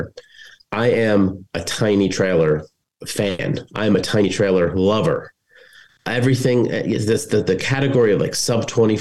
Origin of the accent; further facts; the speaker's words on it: New Jersey, United States; I'm from New Jersey